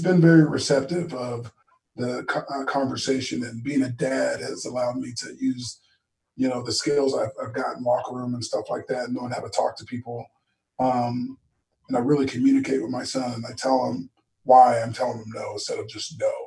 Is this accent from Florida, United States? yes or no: no; Tustin, California, United States; I was born and raised in Tustin